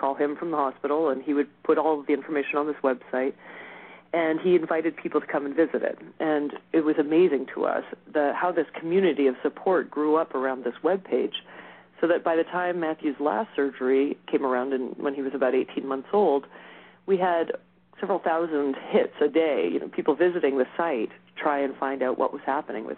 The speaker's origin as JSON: {"language": "English", "town": "Montreal", "region": "Quebec", "country": "Canada", "also_born_or_lived": "United States", "moved": "as an adult", "lives_now": "Chicago, United States", "said": "We both hail from that area originally"}